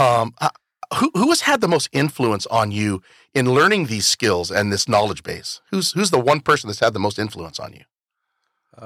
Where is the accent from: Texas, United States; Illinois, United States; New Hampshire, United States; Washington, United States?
Washington, United States; Toppenish; also born or lived in California; I'm from Toppenish.